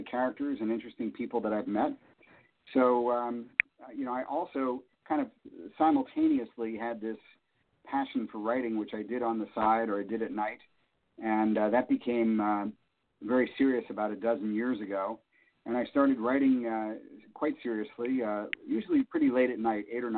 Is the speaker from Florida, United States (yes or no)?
no; Pennsylvania, United States; also born or lived in Vermont; come back to my home state, to Pennsylvania